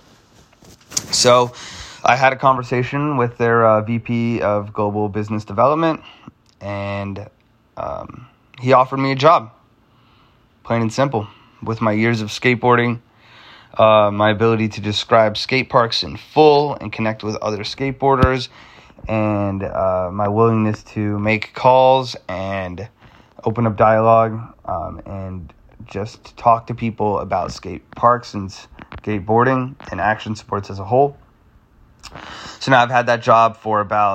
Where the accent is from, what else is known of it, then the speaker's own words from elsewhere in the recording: Phoenix, Arizona, United States; also born or lived in Monterey Bay, California; I am from Phoenix, Arizona